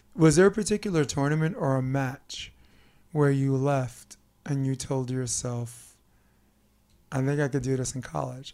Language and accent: English; New York, United States; as a New Yorker